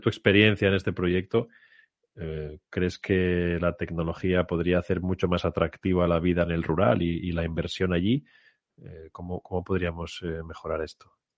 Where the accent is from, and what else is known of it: Spain